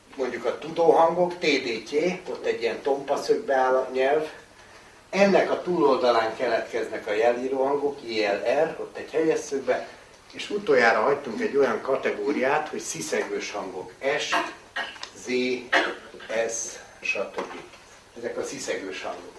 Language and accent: Hungarian; Hungary; magyar vagyunk